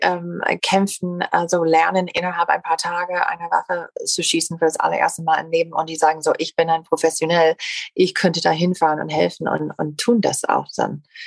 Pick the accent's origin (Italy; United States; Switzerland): United States; German is a second language; moved away; als Amerikanerin